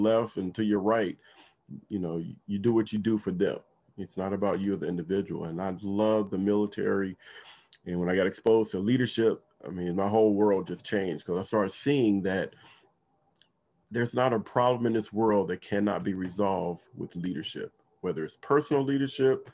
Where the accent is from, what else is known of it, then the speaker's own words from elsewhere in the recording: Compton, California, United States; now in Washington, D.C. area, United States; I grew up in Compton, California